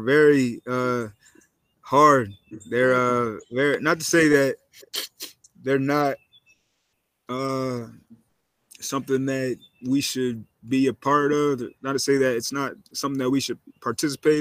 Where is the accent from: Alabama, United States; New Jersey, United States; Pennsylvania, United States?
Pennsylvania, United States; Berks County; also born or lived in Chester, Pennsylvania; I'm familiar with Amish people because I grew up in Berks County, Pennsylvania